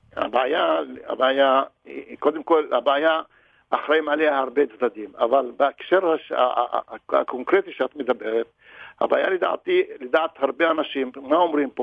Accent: Israel; אני ערבי ישראלי

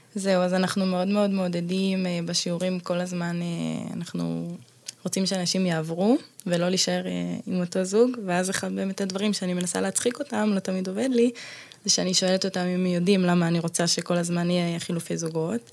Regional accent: Zikhron Ya'akov, Haifa District, Israel; also born or lived in Bat Galim, Haifa; במקור מזיכרון

